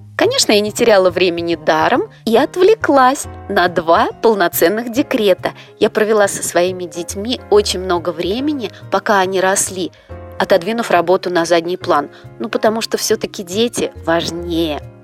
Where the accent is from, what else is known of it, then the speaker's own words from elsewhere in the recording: Moscow, Russia; Я родилась и живу в Москве